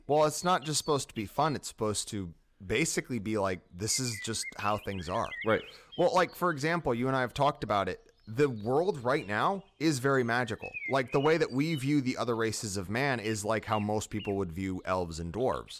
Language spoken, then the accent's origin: English; United States; I'm American